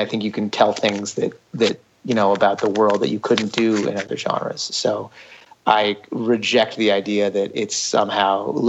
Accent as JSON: {"language": "English", "town": "Ithaca", "region": "New York", "country": "United States", "tie": "born or raised there", "said": "I grew up in Ithaca, New York"}